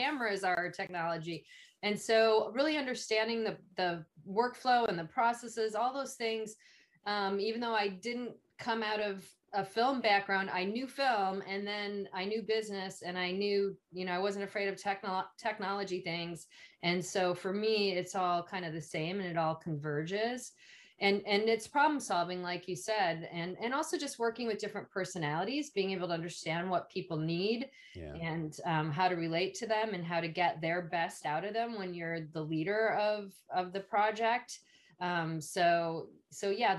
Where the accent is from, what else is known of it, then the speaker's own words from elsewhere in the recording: Illinois, United States; being a Midwestern person and growing up in Illinois